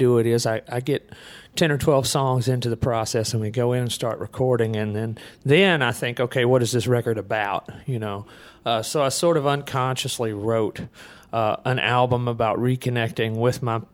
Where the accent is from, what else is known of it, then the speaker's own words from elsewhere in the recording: Muscle Shoals, Alabama, United States; I grew up in Muscle Shoals, Alabama, just outside of Muscle Shoals, Alabama